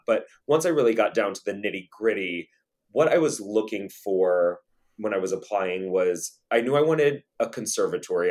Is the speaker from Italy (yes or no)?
no; St. Louis, Missouri, United States; I grew up in Saint Louis, Missouri